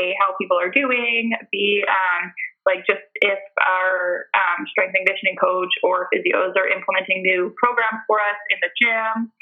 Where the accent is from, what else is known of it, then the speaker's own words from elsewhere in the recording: Lower Mainland, British Columbia, Canada; I am born and raised in the Lower Mainland, so it's very hot and sunny here most of the time